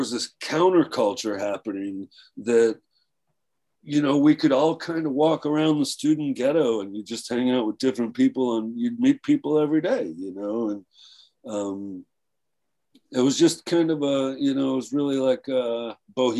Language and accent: English; Bradenton, Florida, United States; also born or lived in Flint, Michigan; growing up in Bradenton, well, I mean, I went to high school in Bradenton. I was born in Flint, Michigan